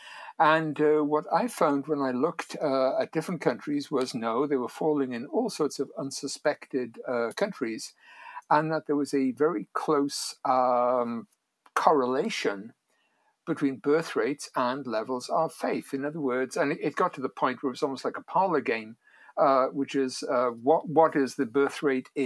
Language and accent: English; Wales, United Kingdom; moved away as an adult; now in United States; I grew up in Wales. I came to the United States in 1980.